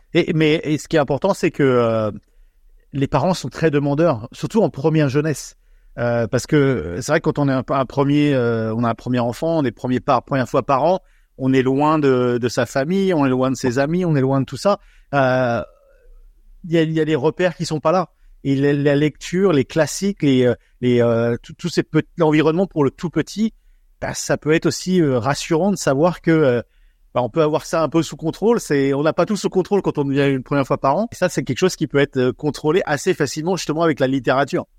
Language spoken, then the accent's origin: French; France